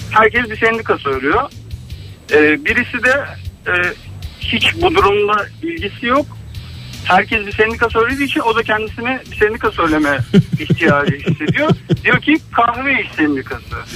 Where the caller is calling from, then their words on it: Istanbul, Turkey; ben İstanbul'dan.